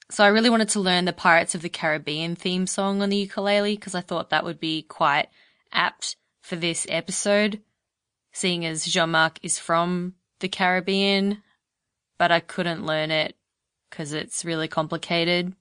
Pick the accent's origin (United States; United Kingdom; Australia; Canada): Australia; my being Australian